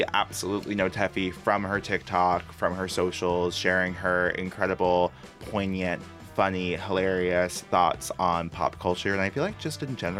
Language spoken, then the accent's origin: English; Long Island, New York, United States; Long Island.